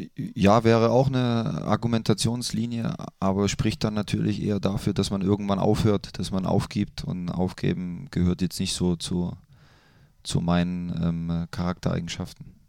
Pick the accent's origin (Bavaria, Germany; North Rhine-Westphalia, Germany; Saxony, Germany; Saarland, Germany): Saxony, Germany; Leipzig; moved away as an adult; now in Mönchengladbach, Germany; ich mag meine Heimat sehr